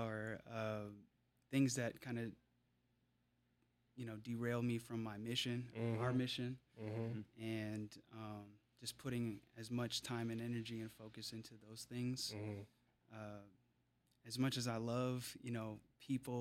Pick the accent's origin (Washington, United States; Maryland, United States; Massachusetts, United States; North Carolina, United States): Washington, United States; Seattle; I grew up bouncing around South Seattle, splitting time between Beacon Hill and Tukwila.